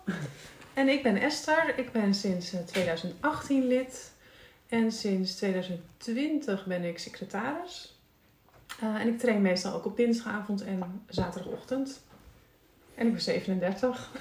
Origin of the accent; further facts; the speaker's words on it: Texel, North Holland, Netherlands; moved away; Tessel, waar ik vandaan kom en ben ik opgegroeid